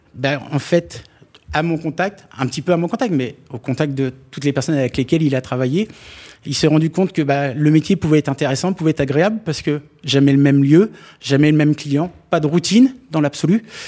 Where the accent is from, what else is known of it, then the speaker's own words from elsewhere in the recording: Normandy, France; moved away; les copains d'enfance quand je vais les revoir euh, chez moi en Normandie